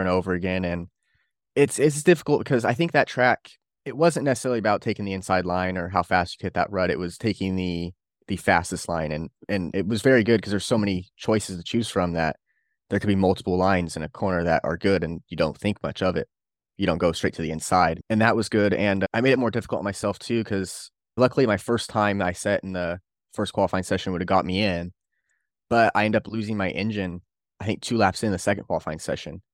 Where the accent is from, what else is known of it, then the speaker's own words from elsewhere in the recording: Bakersfield, California, United States; I'm from Bakersfield, California